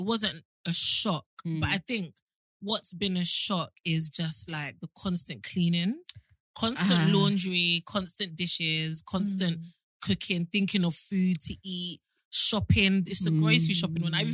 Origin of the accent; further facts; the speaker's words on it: Nigeria; we're Nigerian